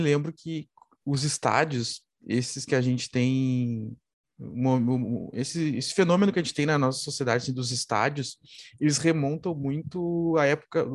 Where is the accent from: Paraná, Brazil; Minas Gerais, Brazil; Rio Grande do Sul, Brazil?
Rio Grande do Sul, Brazil; como gaúcho